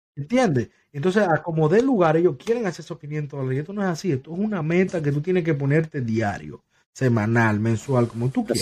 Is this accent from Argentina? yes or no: no; Dominican Republic; also born or lived in New York; now in West Palm Beach, United States; yo soy dominicano